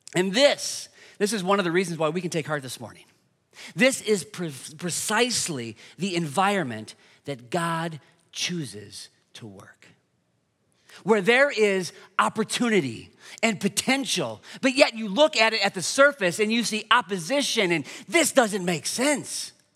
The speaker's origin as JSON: {"language": "English", "town": "Dubuque", "region": "Iowa", "country": "United States", "tie": "born or raised there", "moved": "as an adult", "lives_now": "Iowa City, United States", "said": "I'm originally from Dubuque"}